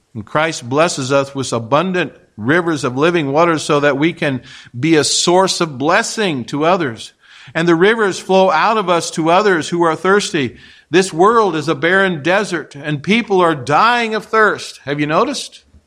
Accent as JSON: {"language": "English", "region": "Kansas", "country": "United States", "tie": "born or raised there", "moved": "yes", "said": "I'm a Kansas boy"}